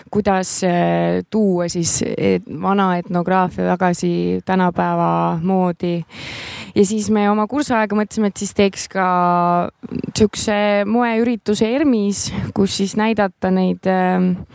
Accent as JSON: {"language": "Estonian", "town": "Tallinn", "region": "Harju County", "country": "Estonia", "tie": "born or raised there", "said": "elan Tallinnas, olen Tallinnas sündinud"}